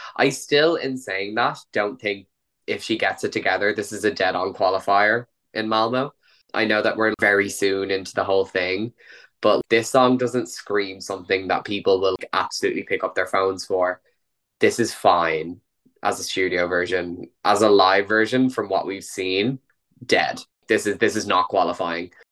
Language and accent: English; Ireland; As an Irish person